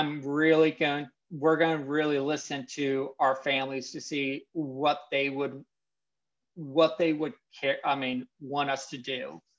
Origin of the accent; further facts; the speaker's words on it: Pennsylvania, United States; moved away as an adult; now in Virginia, United States; I am from Pennsylvania in the middle of nowhere. And when I mean nowhere, I mean nowhere.